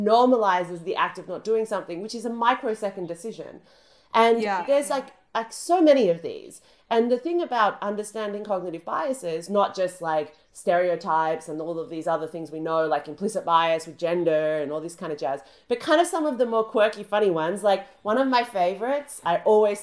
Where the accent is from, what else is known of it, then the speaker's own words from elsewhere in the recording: Australia; now in United Kingdom; my home country burnt to the ground. That's Australia